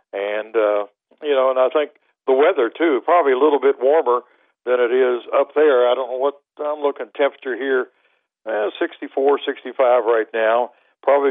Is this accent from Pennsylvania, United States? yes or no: no; Milton, West Virginia, United States; moved away as an adult; now in Louisiana, United States; I grew up in the Milton area